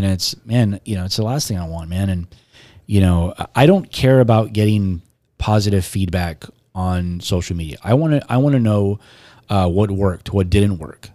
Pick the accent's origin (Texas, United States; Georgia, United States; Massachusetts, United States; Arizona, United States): Texas, United States; Robstown; also born or lived in Corpus Christi; I'm from Robstown, but I was born here